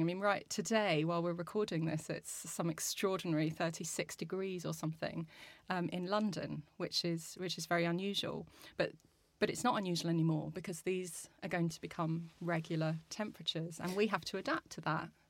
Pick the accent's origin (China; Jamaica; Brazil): Brazil; also born or lived in Australia